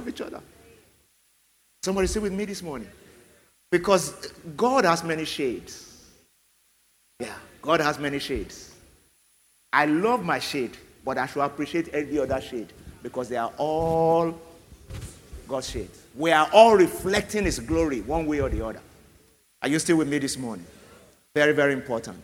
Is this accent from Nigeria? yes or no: yes; Nigeria; as a Nigerian